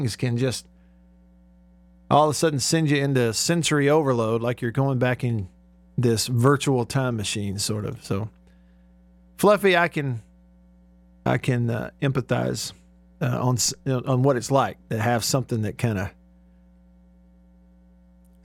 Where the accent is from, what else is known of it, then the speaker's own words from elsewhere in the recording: Alabama, United States; growing up in Alabama